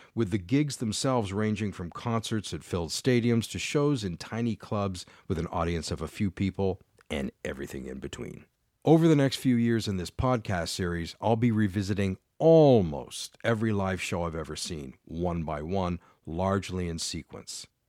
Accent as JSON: {"language": "English", "town": "London", "region": "Ontario", "country": "Canada", "tie": "born or raised there", "also_born_or_lived": "Ottawa", "said": "I'm based in London, Ontario, Canada, which is where I grew up and am now back in my hometown"}